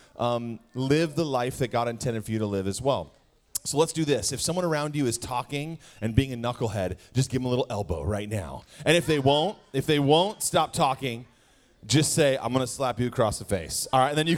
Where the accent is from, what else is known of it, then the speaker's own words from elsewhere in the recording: Wisconsin, United States; I was born and raised in Wisconsin